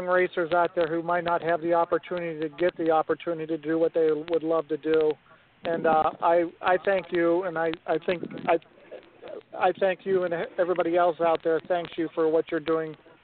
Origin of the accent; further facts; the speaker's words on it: Pittsburgh, Pennsylvania, United States; Well, I'm from Pittsburgh, and I'm a Pittsburgh Penguin fan